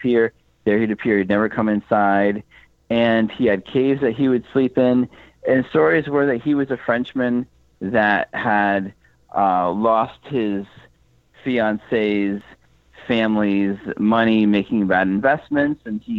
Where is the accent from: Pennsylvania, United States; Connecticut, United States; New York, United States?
Connecticut, United States; moved away as an adult; now in Massachusetts, United States; I was born and raised in Connecticut. I do live in Massachusetts currently.